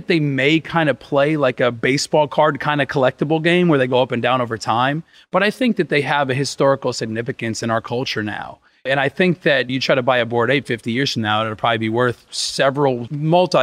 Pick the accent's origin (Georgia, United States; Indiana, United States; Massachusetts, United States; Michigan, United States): Indiana, United States; Evansville; now in Miami, United States; I was raised in Indiana, Southern Indiana, in Evansville